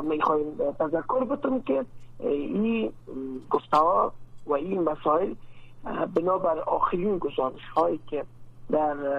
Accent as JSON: {"language": "Persian", "country": "Afghanistan", "said": "در افغانستان ما"}